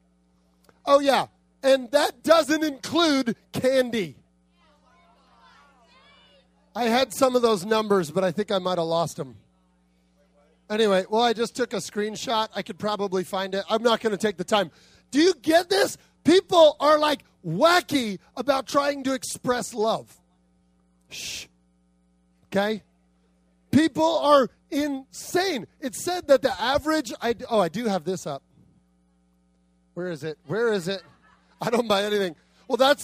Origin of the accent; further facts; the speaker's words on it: Arizona, United States; moved away; In Arizona, where I come from